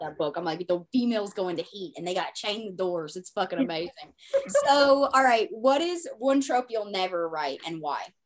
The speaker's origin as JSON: {"language": "English", "region": "the Bible Belt", "country": "United States", "said": "I come from the Bible Belt"}